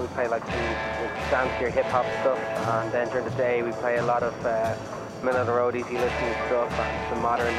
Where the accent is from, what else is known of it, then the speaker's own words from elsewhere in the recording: Dublin, Leinster, Ireland; moved away as an adult; now in New York, United States; Originally from Dublin, Ireland.